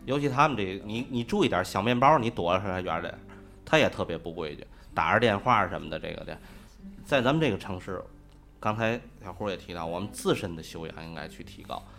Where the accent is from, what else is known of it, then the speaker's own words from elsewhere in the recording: Tianjin, China; 我们天津人在您首都不可能赶这架车